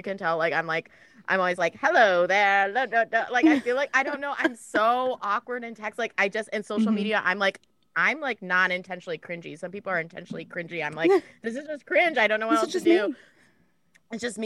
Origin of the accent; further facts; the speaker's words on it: Michigan, United States; I'm from Michigan